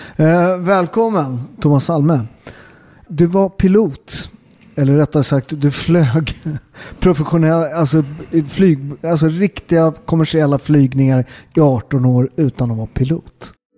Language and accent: Swedish; Upplands Väsby, Stockholm County, Sweden; Jag är från Väsby